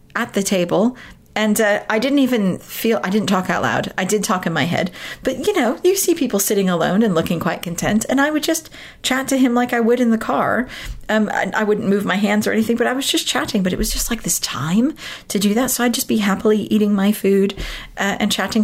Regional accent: United States; moved away as an adult; now in United Kingdom; I grew up in America, so I, have lived in this country for 18 years now. Uh, but I was born and raised in America

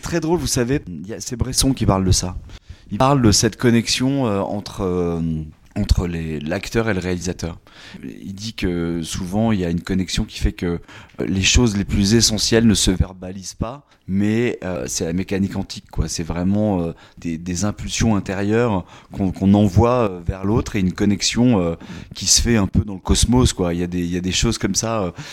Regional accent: Limoges, Nouvelle-Aquitaine, France; moved away as an adult; also born or lived in Paris; je suis originaire du Limousin

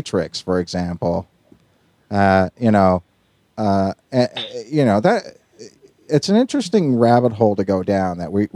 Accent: Northern Ireland, United Kingdom; I grew up in Northern Ireland in the 1970s

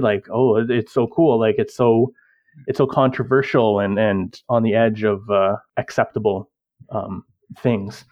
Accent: Canada; I am a Canadian, born and bred.

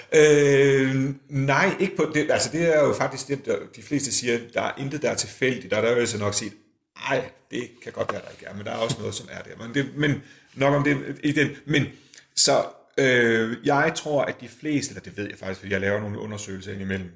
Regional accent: Aalborg, North Denmark Region, Denmark; moved away; så arbejder jeg i Aalborg, det er der, hvor jeg kommer fra

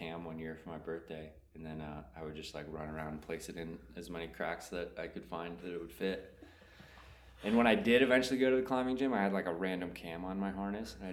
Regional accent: East Coast, United States; also born or lived in South Carolina / Vermont; I grew up on the East Coast

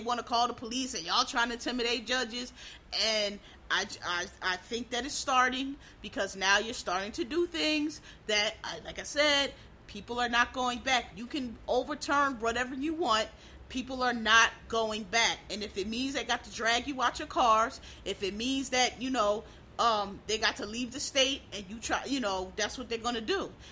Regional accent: Philadelphia, Pennsylvania, United States; I'm from Pennsylvania, which is a blue state. I know it goes red sometime, but it's I'm from Philadelphia

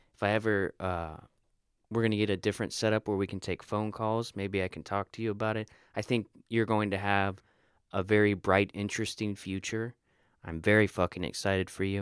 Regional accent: Florida, United States; moved away; I'm a dude from Florida.

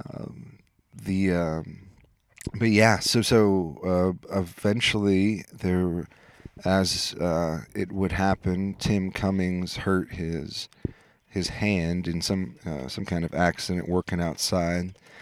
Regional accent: Des Moines, Iowa, United States; I grew up in Des Moines

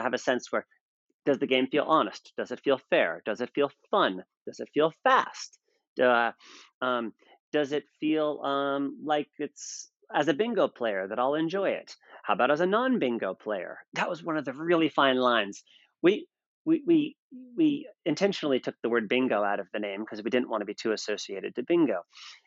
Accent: United States; I'm American

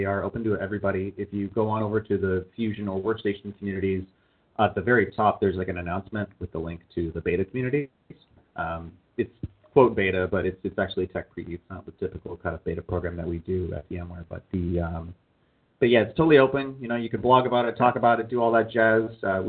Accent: Canada; moved away as an adult; now in United States; and when I lived in Canada, I am a Canadian citizen.

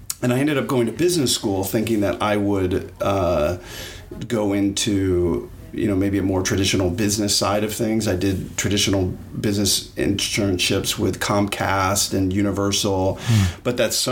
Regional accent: Jacksonville, Florida, United States; also born or lived in Los Angeles / New York; now in Miami, United States; I grew up in Jacksonville

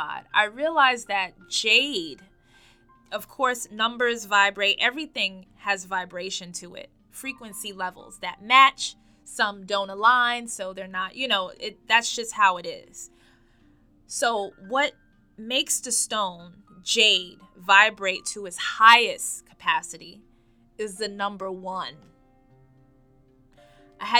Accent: New York, United States; I am born and raised in New York.

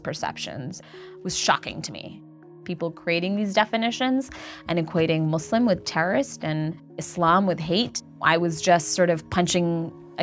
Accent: Montville, New Jersey, United States; also born or lived in Queens, New York; I grew up in Montville, New Jersey.

